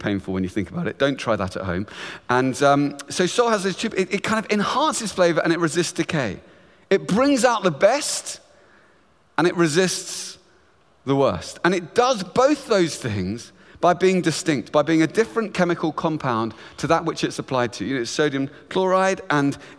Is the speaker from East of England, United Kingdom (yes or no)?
yes; Luton, East of England, United Kingdom; I grew up in beautiful town just north of London called Luton